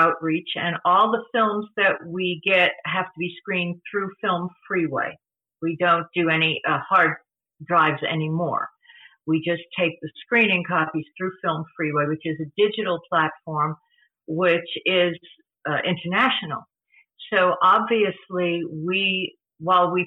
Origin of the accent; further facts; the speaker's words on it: New York City, New York, United States; moved away; I'm from New York, New York City originally